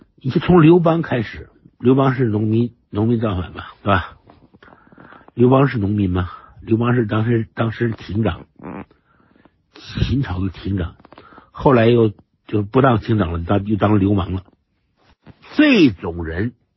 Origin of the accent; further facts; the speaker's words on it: China; 我们中国人就这个，就，就这个毛病